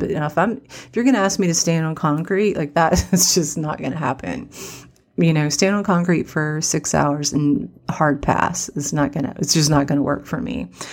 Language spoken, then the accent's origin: English; West Virginia, United States; I'm from West Virginia